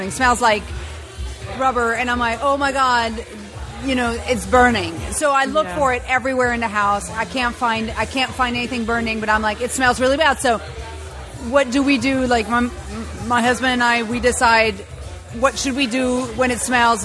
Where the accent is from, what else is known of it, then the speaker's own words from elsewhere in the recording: France; moved away as an adult; now in San Francisco, United States; I grew up in the mountains